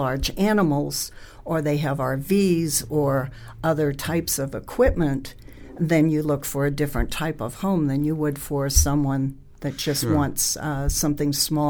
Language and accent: English; Northeast, United States; moved away; I grew up in the Northeast.